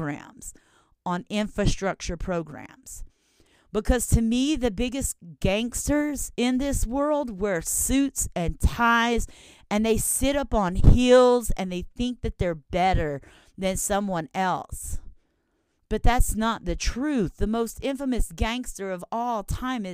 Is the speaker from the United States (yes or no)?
yes; Louisiana, United States; I'm from Louisiana